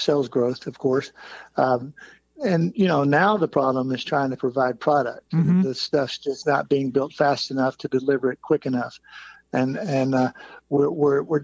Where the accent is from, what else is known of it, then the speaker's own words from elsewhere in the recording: Lewisville, Texas, United States; I started hanging out at the motorcycle shop in my hometown of Lewisville, Texas, where I grew up.